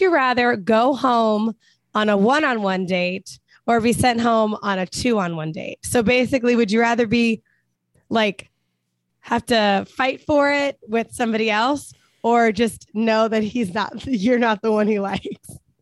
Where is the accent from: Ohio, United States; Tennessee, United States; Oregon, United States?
Ohio, United States; Cincinnati; moved away; we're both born and raised in Cincinnati.